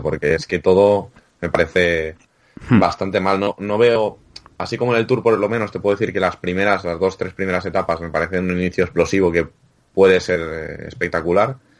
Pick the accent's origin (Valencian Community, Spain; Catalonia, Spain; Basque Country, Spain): Catalonia, Spain; yo soy catalán